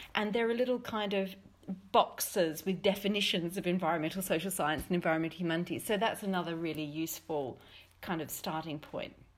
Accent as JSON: {"language": "English", "country": "Australia", "said": "as an Australian"}